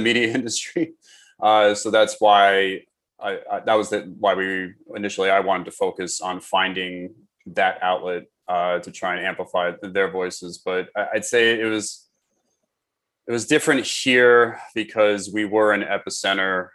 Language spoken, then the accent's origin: English; New York City, New York, United States; also born or lived in Queens, New York; I was born and raised in New York. I actually grew up on the Upper West Side of Manhattan.